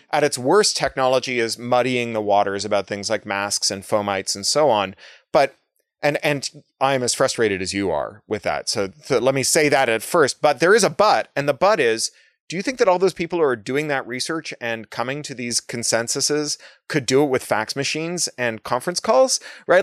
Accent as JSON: {"language": "English", "town": "Toronto", "region": "Ontario", "country": "Canada", "tie": "born or raised there", "said": "I grew up in Toronto"}